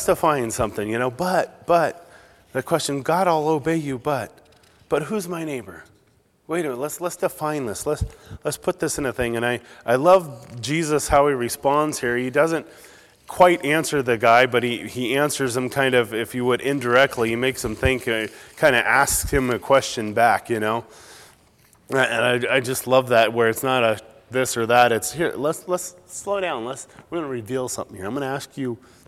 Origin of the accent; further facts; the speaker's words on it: Southern California, United States; moved away; I'm more from Southern California originally